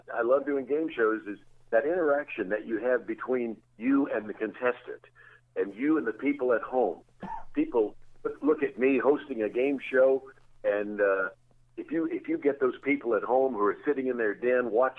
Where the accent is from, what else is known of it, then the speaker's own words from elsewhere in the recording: Jackson, Tennessee, United States; moved away; growing up in Jackson, Tennessee